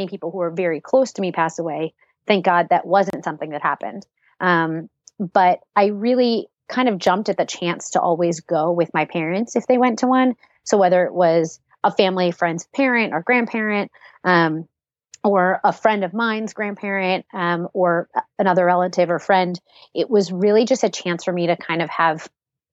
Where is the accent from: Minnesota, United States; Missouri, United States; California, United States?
California, United States; Los Angeles; moved away as an adult; also born or lived in New York; I was born and raised in Los Angeles